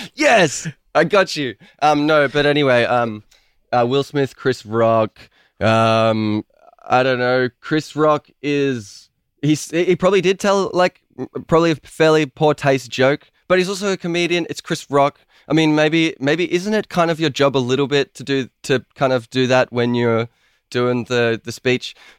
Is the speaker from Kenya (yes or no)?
no; Melbourne, Victoria, Australia; I'm like an Australian guy